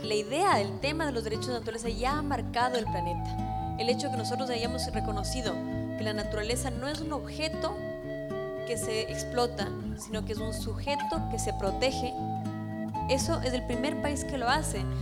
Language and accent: Spanish; Ecuador; nosotros como ciudadanos ecuatorianos